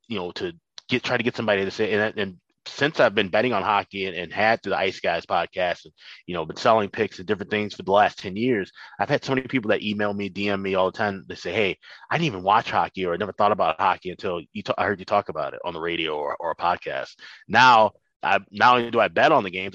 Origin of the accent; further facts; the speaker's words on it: Chicago, Illinois, United States; moved away as an adult; now in St. Paul, United States; I was born and raised in the South Side of Chicago